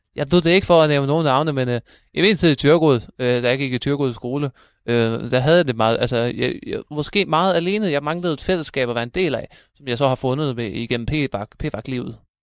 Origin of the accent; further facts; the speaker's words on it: Thyregod, Central Denmark Region, Denmark; also born or lived in Aarhus; jeg kommer også, øh, fra Thyregod